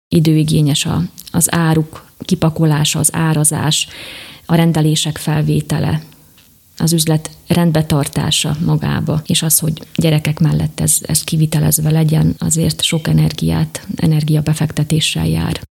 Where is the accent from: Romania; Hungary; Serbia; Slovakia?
Slovakia; Véke, Košice Region; moved away as an adult; also born or lived in Warrington, United Kingdom; now in Nagygéres, Slovakia; Én Vékéről származom